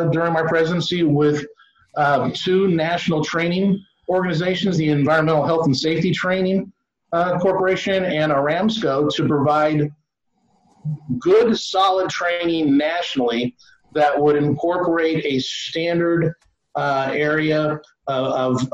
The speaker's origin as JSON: {"language": "English", "region": "Florida", "country": "United States", "said": "my home state of Florida"}